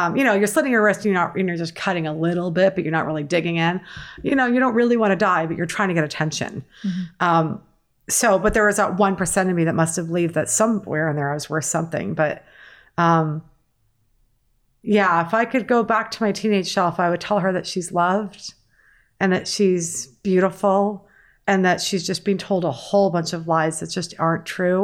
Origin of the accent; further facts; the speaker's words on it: Mississauga, Ontario, Canada; moved away as an adult; also born or lived in Burlington, Ontario; now in United States; I was born in Burlington, raised in Mississauga